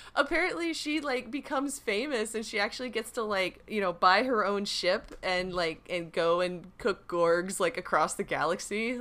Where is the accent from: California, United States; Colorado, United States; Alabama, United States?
California, United States; I am from California